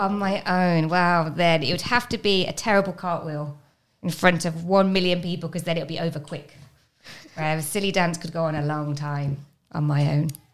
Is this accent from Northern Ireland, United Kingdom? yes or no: no; Birmingham, West Midlands, United Kingdom; moved away; I'm from a place called Birmingham